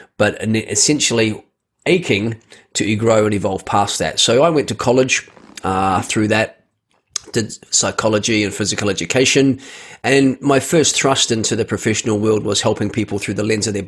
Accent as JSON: {"language": "English", "country": "New Zealand", "tie": "born or raised there", "said": "I was born in New Zealand"}